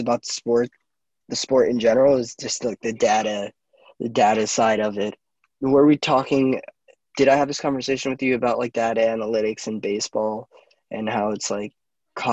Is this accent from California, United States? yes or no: no; New York, United States; Born and raised in New York.